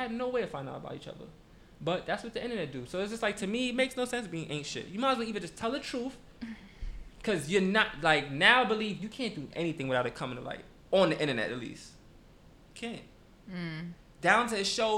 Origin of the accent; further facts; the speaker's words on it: New York City, New York, United States; moved away as an adult; now in New Jersey, United States; I live in Jersey. Been living in Jersey for about 2 years now. I'm from Brooklyn